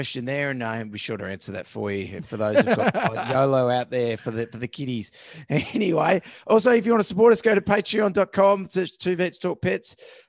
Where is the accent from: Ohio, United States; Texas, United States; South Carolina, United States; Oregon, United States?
South Carolina, United States; They started their walk in October 2020 from California, and their final destination is in South Carolina, my home state.